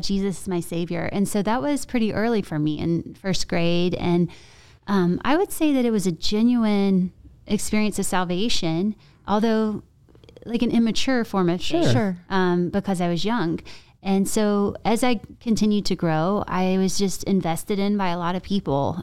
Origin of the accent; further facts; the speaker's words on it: Columbia, South Carolina, United States; also born or lived in Charleston, South Carolina; I grew up in South Carolina. Okay. And Columbia